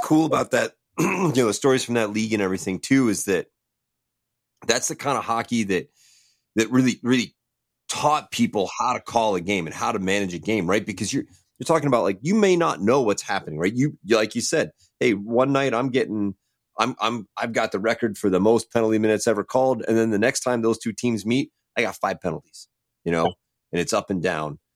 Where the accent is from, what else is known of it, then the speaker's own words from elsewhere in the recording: Hampton Roads area, Virginia, United States; I'm kind of from the Hampton Roads area